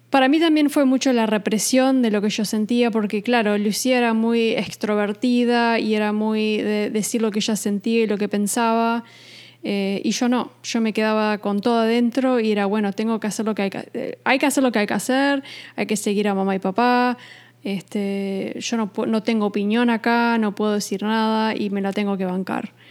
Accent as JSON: {"language": "Spanish", "region": "New York", "country": "United States", "tie": "born or raised there", "moved": "yes", "lives_now": "Uruguay", "said": "nosotros nos criamos en Estados Unidos, en Nueva York, entonces ese cambio abrupto de irnos de Nueva York a Uruguay fue fue muy difícil."}